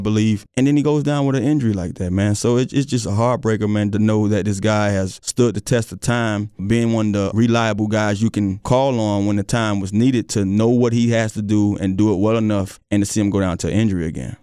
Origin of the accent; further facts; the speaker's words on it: South Florida, United States; now in Virginia, United States; growing up in South Florida